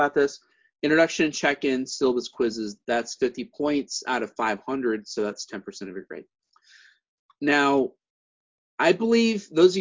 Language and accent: English; Missouri, United States; now in California, United States; my home state of Missouri